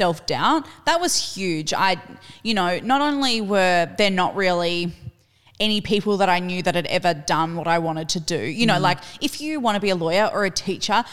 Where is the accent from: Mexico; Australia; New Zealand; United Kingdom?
Australia; Perth, Western Australia; moved away; also born or lived in Melbourne; I grew up in Perth